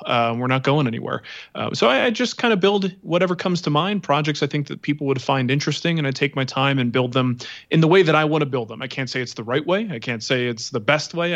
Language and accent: English; East Coast, United States; now in Denver, United States; growing up on the East Coast